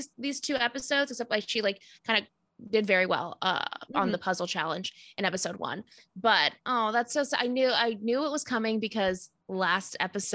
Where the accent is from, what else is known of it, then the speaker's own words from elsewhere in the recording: Los Angeles, California, United States; I grew up in like LA, California.